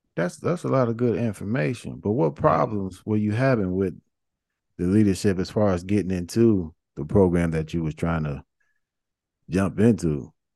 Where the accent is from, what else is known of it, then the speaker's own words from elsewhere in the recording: Chicago, Illinois, United States; I grew up in Chicago